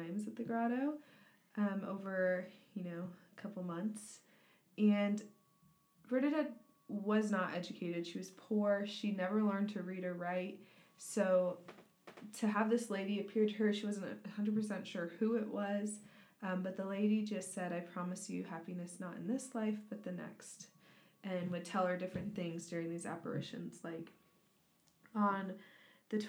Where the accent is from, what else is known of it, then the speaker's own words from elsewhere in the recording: United States; as an American